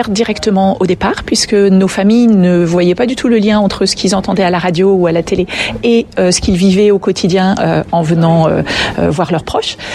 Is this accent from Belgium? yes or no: no; France; c'est sûrement parce qu'on est français aussi